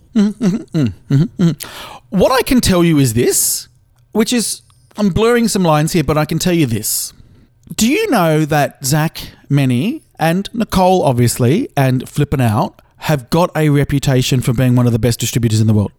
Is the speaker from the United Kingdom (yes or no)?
no; Australia; I'm Australian